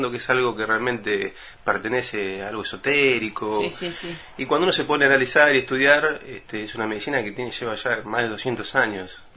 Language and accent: Spanish; Buenos Aires Province, Argentina; now in Baradero, Argentina; No, yo vine acá hace ya unos 20 años más o menos. ¿eh? {S0} Ah. {S1} Vengo del sur de Gran Buenos Aires.